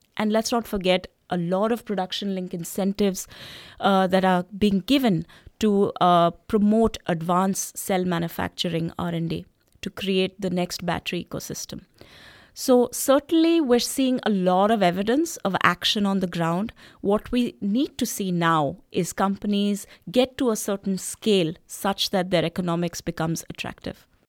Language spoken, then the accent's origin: English; Delhi, India; moved away; my lived experiences when I was growing up in Delhi.